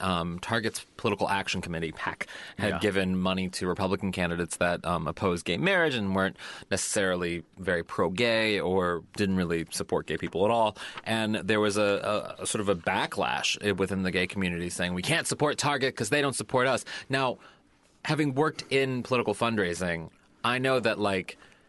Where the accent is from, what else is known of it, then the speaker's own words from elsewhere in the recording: St. Louis, Missouri, United States; from my hometown of St. Louis, Missouri